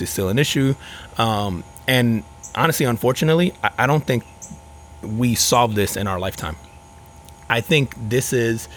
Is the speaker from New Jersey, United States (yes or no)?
yes; Newark, New Jersey, United States; also born or lived in Elizabeth, New Jersey / Florida; now in Orlando area, United States; I grew up in Newark, New Jersey